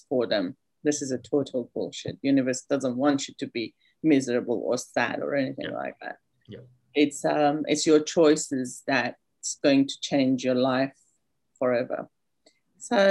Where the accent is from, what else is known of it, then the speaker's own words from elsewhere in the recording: Iran; now in Australia; I'm from Iran, came to Australia about 21 years ago as a refugee.